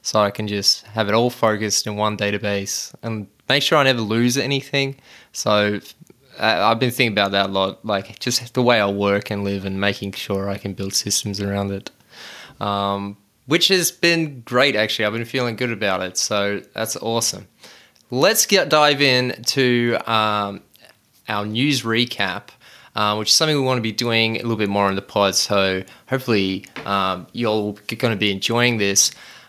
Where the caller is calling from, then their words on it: Reservoir, Victoria, Australia; Well, I'm tuning in from Reservoir, which is only 10Ks away from you, Shaheen, and it's sunny here